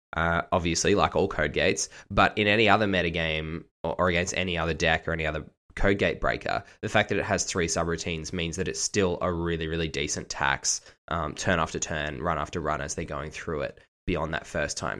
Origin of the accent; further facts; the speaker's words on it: Australia; I am actually Australian and not British